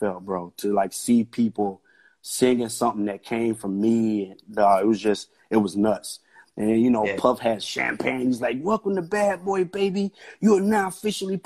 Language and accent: English; Tennessee, United States; I grew up with Usher in Tennessee.